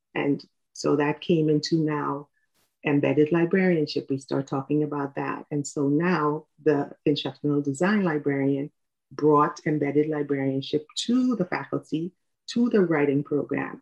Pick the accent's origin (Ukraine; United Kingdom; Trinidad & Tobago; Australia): Trinidad & Tobago; moved away as an adult; now in United States; I am from Trinidad and Tobago. I was born in the Caribbean, and I moved to the U.S. in 1999.